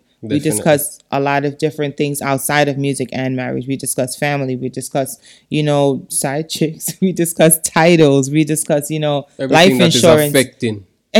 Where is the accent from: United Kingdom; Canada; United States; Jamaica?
Jamaica; Because it's something that is disgusting as a Jamaican to feel like, damn, I'm here